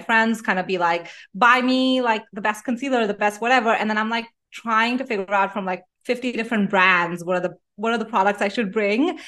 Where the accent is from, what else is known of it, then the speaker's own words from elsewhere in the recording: Delhi, India; moved away as an adult; I grew up in Delhi in India, um, and I wa-, was living in Delhi till I was eighteen